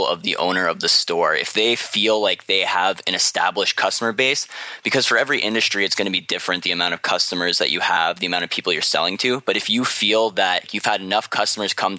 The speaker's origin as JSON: {"language": "English", "country": "Canada"}